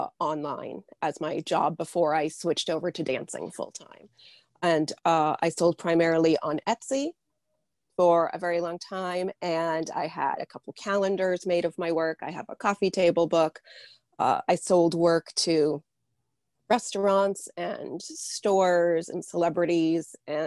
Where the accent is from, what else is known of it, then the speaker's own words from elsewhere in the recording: New Hampshire, United States; born there; also born or lived in Midwest; Yeah, I was born in New Hampshire. I spent about 10 or 12 years in the Midwest, and now I'm back in New Hampshire.